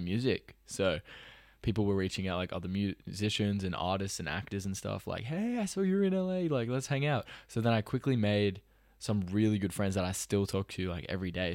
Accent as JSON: {"language": "English", "town": "Sydney", "region": "New South Wales", "country": "Australia", "also_born_or_lived": "Los Angeles", "said": "I'm Australian"}